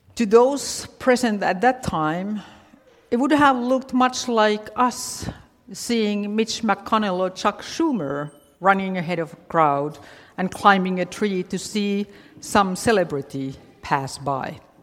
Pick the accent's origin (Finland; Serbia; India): Finland; moved away; growing up in Finland, I didn't know anything about Halloween